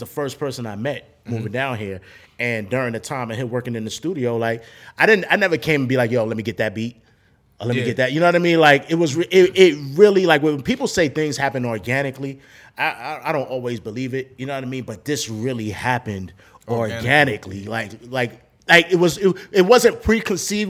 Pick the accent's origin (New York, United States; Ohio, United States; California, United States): New York, United States; New York City; moved away; I'm from Brooklyn